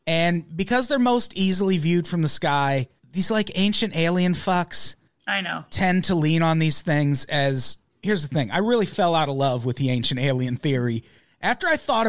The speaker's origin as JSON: {"language": "English", "country": "United States", "said": "We're ignorant Americans and we're sorry. We're Americans and we're sorry."}